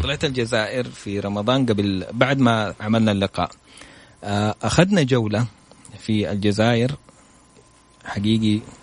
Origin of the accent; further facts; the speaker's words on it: Saudi Arabia; انا من السعوديه